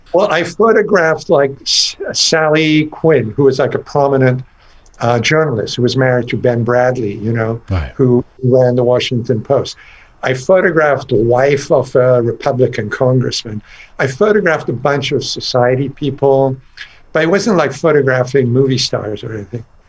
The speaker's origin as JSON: {"language": "English", "country": "Iran", "tie": "born or raised there", "also_born_or_lived": "England", "moved": "yes", "lives_now": "United States", "said": "growing up in Iran in a very conservative environment, you know, back in the 50s"}